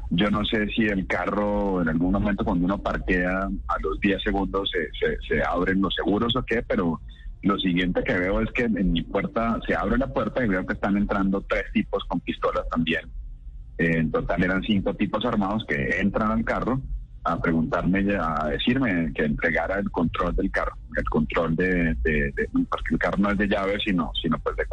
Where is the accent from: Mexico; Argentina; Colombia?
Colombia; Santa Marta, Magdalena; Sí, señor, buenos días. Mi padre sí soy Samario, aunque no parezca.